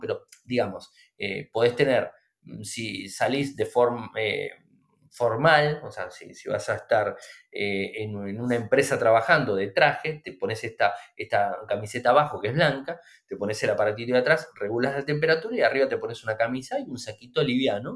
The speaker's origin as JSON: {"language": "Spanish", "country": "Argentina", "said": "nosotros en Argentina"}